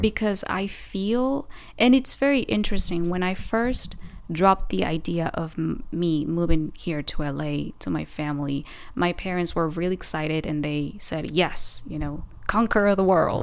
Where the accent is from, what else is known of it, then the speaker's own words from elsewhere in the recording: Oaxaca, Mexico; first language Spanish; English is a second language; moved away as an adult; also born or lived in Puebla, Mexico; now in Los Angeles, United States; my hometown, Oaxaca